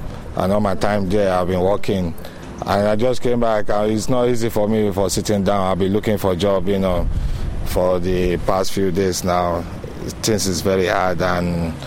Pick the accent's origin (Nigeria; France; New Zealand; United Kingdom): Nigeria; now in Ireland; I'm from Nigeria.